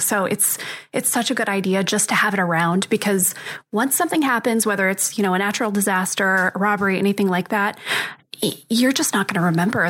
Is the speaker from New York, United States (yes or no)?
no; Arizona, United States; born and raised in Arizona, and so I'm intimately familiar with dust because this is a very dusty, dirty place